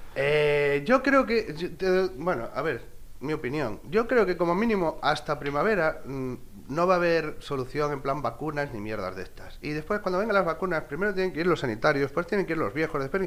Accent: Galicia, Spain; me crié en este pueblo, este pueblo es un valle y está rodeado de montes

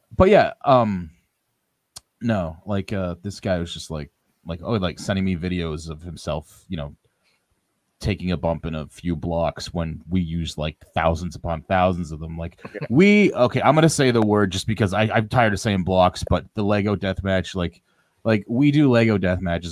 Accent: Ottawa, Ontario, Canada; in C4 here in Ottawa, my hometown

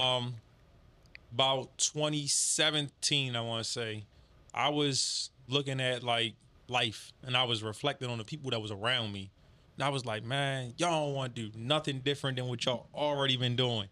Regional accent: Baltimore, Maryland, United States; I'm from Baltimore, East Baltimore

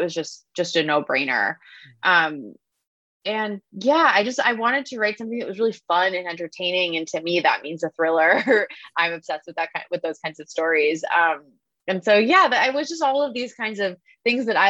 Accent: Long Island, New York, United States; also born or lived in Philadelphia, Pennsylvania; I went to a somewhat exclusive, Quaker prep school growing up on Long Island

